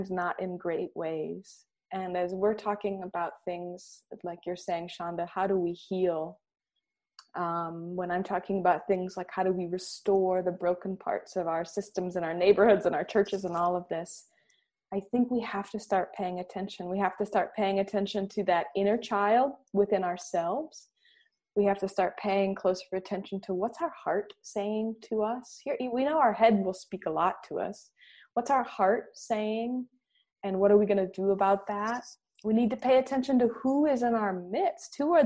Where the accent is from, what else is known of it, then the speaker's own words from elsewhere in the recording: Michigan, United States; growing up in Michigan where I did